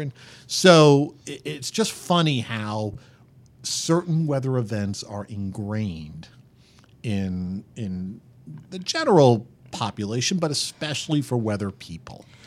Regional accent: around the New York City area, United States; And I grew up just around the New York City area

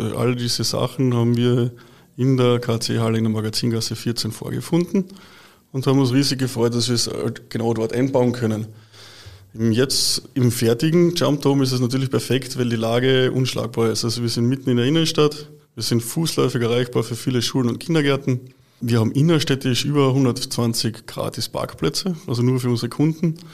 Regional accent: Liebenfels, Carinthia, Austria; ich selber bin ja gebürtiger Kärntner in Liebenfels aufgewachsen

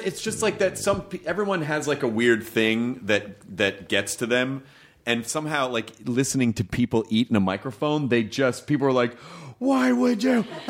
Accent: Memphis, Tennessee, United States; also born or lived in Louisville, Kentucky; I was born in Kentucky, but I grew up in Memphis.

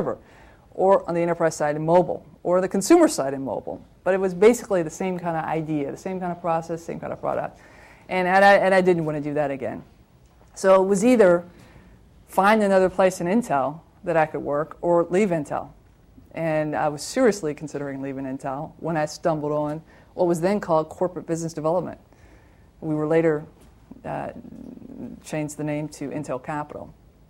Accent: Toledo, Ohio, United States; I worked back in my hometown. I'm a Toledoan from Ohio, and wanted to go back home to be with family.

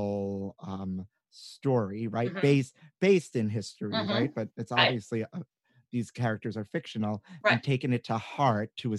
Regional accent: New York City, New York, United States; being a New Yorker because I'm born and raised here

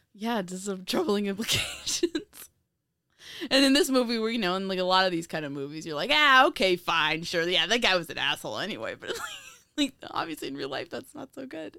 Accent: a square-mile town near the Bronx, New York, United States; my hometown is a square mile

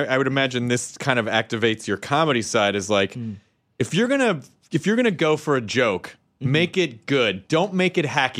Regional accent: Tennessee, United States; now in Los Angeles, United States; I'm from Tennessee

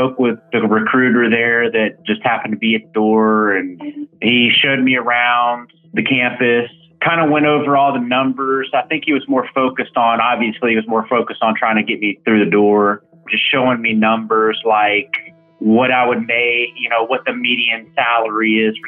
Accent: St. Louis, Missouri, United States; now in Texas, United States; So I'm from St. Louis, Missouri. I was the first college grad in the family.

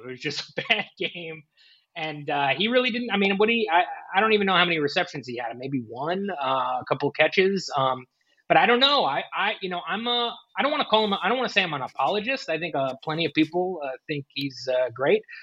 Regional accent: New Jersey, United States; I'm from New Jersey, so it's a, uh, you know we do all the New York stuff.

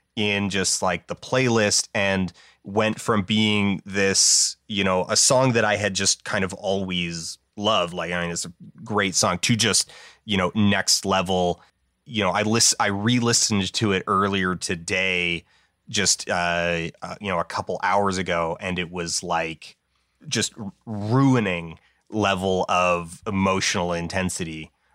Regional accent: Calgary, Alberta, Canada; it reps my hometown. It's one of, like, two songs in the world that name drops Calgary, Alberta

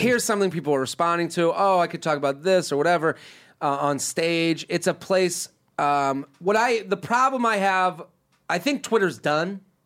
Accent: Needham, Massachusetts, United States; moved away; I'm literally sitting in my hometown. Probably, I'm from Needham, but uh, probably somewhere in the greater Boston area

